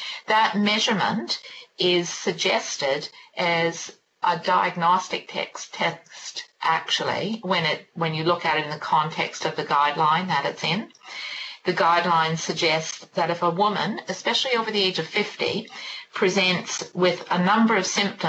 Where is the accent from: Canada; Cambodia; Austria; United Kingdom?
Canada; now in New Zealand; You may be able to tell from my accent, I'm from Canada originally